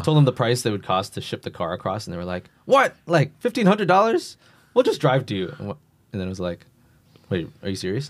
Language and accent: English; New York, United States; moved away; I'm from New York, so I was just surprised everybody drove